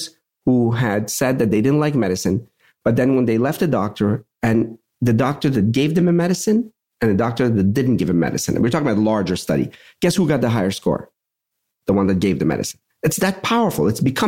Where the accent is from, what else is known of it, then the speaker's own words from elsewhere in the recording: Pittsburgh, Pennsylvania, United States; I'm from Pittsburgh.